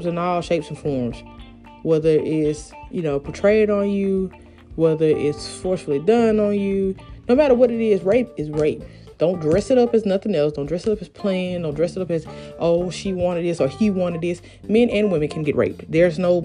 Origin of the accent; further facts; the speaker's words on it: Columbus, Georgia, United States; down here in my city, because I'm from Columbus, Georgia